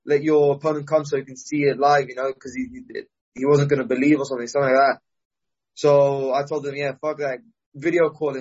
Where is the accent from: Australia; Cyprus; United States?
Cyprus; I'm still from Cyprus.